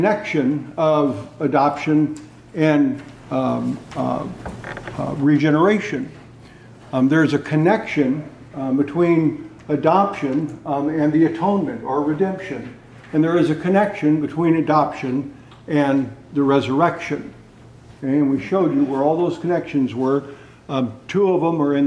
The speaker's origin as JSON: {"language": "English", "region": "California", "country": "United States", "tie": "born or raised there", "said": "I was raised in California"}